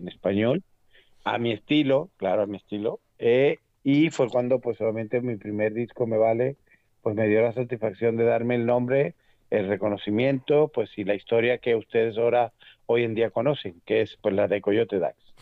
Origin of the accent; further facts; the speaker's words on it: Venezuela; moved away; also born or lived in Mexico; yo nací en Venezuela, yo vengo de un país latino